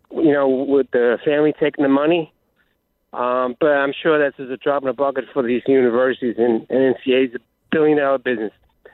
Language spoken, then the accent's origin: English; East Coast, United States; I'm from the East Coast here